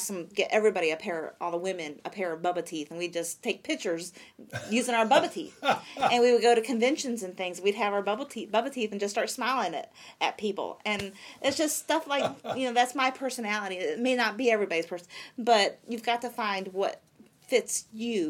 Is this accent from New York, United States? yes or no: no; Michigan, United States; now in Vandalia, United States; my home church that I grew up in Michigan